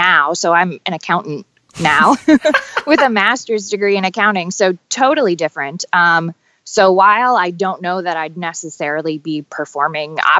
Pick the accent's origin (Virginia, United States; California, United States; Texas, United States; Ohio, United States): Ohio, United States; Toledo; now in Cincinnati, United States; I'm originally from Toledo, Ohio. I live in Cincinnati now.